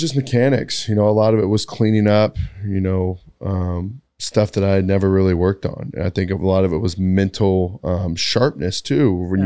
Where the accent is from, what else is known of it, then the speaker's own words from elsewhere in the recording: Tyler, Texas, United States; also born or lived in Kerrville, Texas; just being a kid from Texas, small town. You know, I grew up in in Tyler, um, ended up moving to Kerrville, which is a town of twenty thousand people